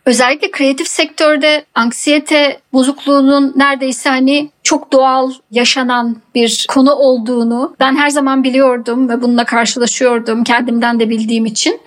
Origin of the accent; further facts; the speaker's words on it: İzmir, Turkey; also born or lived in Istanbul, Turkey / London, United Kingdom; now in Deal, United Kingdom; İzmirliyim ben.